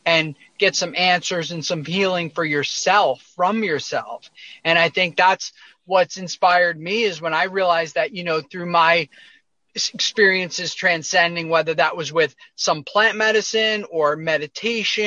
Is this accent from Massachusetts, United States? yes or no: yes; near Boston, Massachusetts, United States; moved away as an adult; I grew up near Boston, outside of Boston, Massachusetts, in a suburb